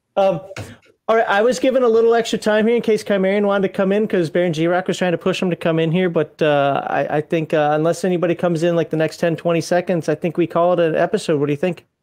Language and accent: English; Minnesota, United States; now in Alabama, United States; I'm from Minnesota